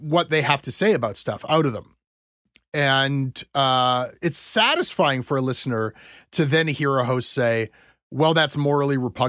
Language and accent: English; Ontario, Canada; we Anglos in Ontario